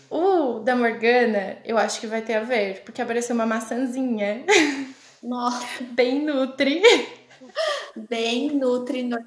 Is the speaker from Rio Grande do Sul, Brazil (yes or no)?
no; Cocal do Sul, Santa Catarina, Brazil; now in Oxford, United Kingdom; E eu não sou de Criciúma, fake, mas eu sou de Cocal, Cocal do Sul, do ladinho de Criciúma. Quem conhece sabe, né? E eu tenho 28 anos também, faço 29 em abril.